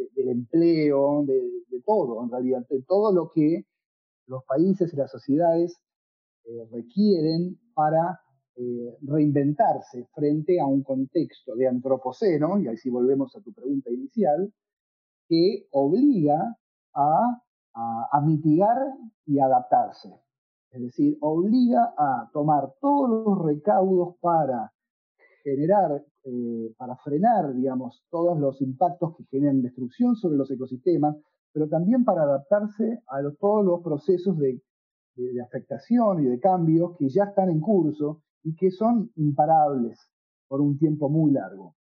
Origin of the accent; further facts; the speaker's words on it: Buenos Aires, Argentina; moved away; also born or lived in Tucumán / Montreal / Quebec / Kingston, Ontario; yo soy tucumano, aunque crecí en Buenos Aires, nací en Buenos Aires